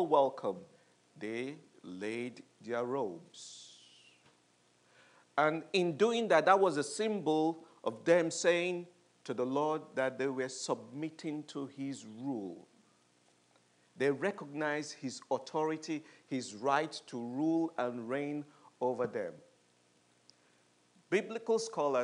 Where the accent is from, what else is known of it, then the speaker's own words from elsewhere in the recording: United Kingdom; we are British